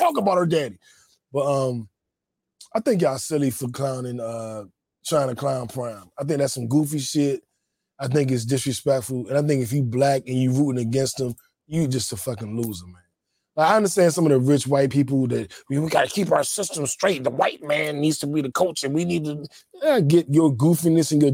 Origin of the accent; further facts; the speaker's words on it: Washington, District of Columbia, United States; I grew up in D.C.